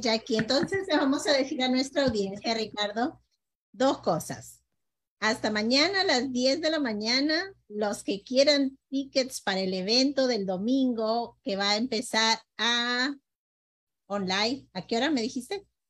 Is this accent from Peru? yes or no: yes; Peru; nosotros como peruanos